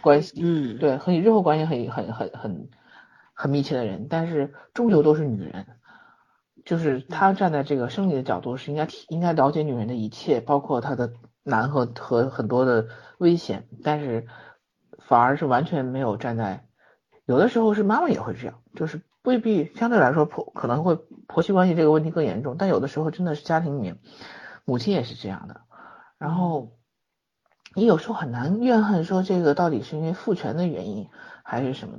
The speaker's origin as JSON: {"language": "Chinese", "town": "Zhengzhou", "region": "Henan", "country": "China", "tie": "born or raised there", "said": "相对来说这种还算是省会城市嘛"}